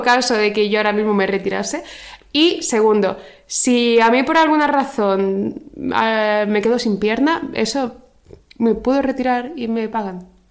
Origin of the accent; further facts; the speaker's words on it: Region of Murcia, Spain; Soy murciana